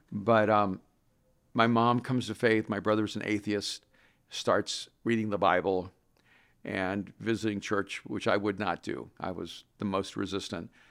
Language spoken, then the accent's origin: English; El Salvador; English is a second language; moved away; I'm from El Salvador.